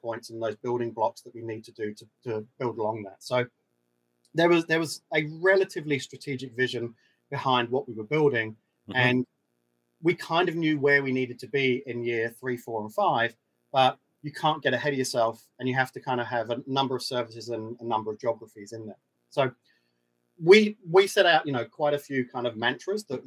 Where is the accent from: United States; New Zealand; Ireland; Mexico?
New Zealand; some of the Kiwi DNA plays into that as well